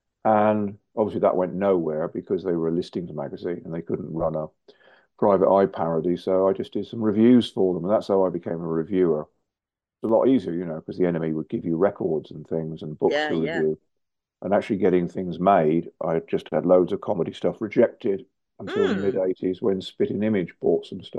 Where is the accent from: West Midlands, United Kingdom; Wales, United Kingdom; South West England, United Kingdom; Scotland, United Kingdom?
South West England, United Kingdom; moved away as an adult; now in London, United Kingdom; So I moved from Devon, which was small in a way, to London, which was big.